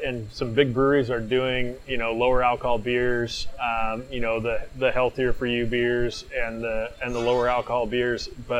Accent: Washington, United States; We're from Washington State

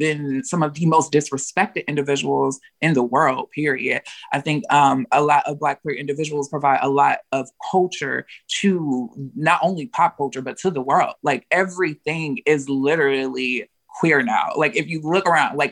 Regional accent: La Marque, Texas, United States; I come from the South, very small town outside of Houston, Texas, very small town called Lamarck, Texas

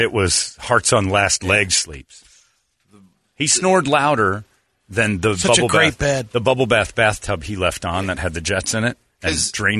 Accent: Tucson, Arizona, United States; born there; Not saying much, because I was born in the Dirty T. That's Tucson.

